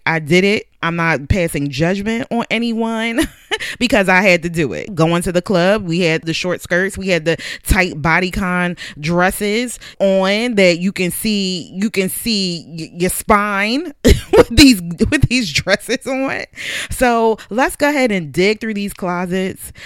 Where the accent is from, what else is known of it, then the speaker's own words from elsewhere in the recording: Philadelphia, Pennsylvania, United States; I grew up in Southwest Philadelphia